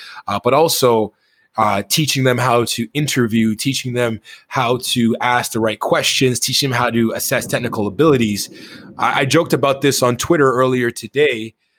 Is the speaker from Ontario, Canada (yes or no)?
yes; Toronto, Ontario, Canada; I grew up in Toronto, and you know, I didn't grow up in the best of neighborhoods for a good portion of my life